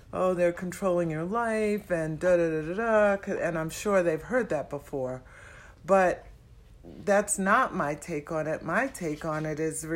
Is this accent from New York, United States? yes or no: yes; New York City, New York, United States; now in Twin Cities, United States; I'm from Manhattan, New York City